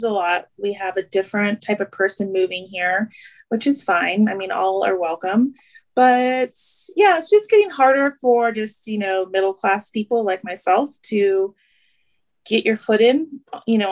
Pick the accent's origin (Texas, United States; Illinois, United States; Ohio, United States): Ohio, United States; Boardman; moved away as an adult; now in Wyoming, United States; I'm from Boardman, Ohio, which is a little, well, a little town outside of Youngstown.